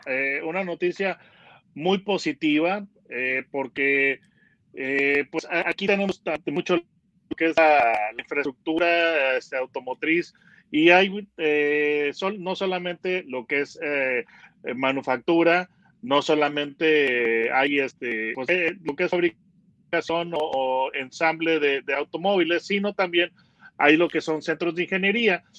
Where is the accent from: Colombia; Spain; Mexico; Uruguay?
Mexico; soy periodista mexicano